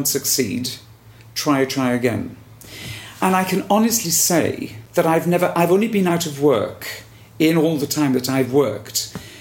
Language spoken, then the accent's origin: English; Wales, United Kingdom; I'm dark, I'm Welsh